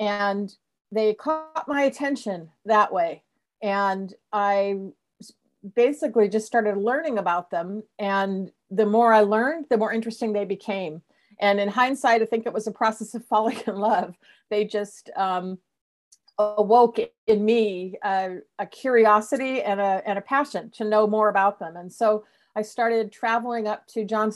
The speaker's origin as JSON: {"language": "English", "region": "Southern California", "country": "United States", "tie": "born or raised there", "also_born_or_lived": "Santa Cruz, California", "moved": "as an adult", "lives_now": "Seattle, United States", "said": "I grew up in Southern California, and I went to school at UC Santa Cruz."}